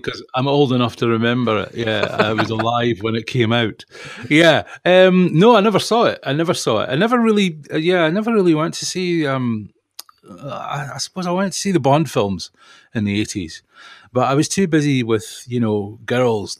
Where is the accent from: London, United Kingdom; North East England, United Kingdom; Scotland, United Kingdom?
Scotland, United Kingdom; Perth; moved away; also born or lived in Guildford